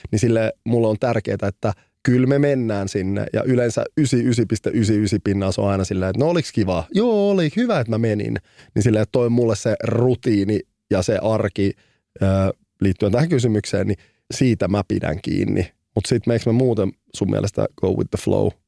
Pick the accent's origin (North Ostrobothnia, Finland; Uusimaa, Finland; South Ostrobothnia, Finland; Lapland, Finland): Uusimaa, Finland; Helsinki; Mä oon kasvanut keskellä keskustaa Punavuoressa, eli Rööperissä.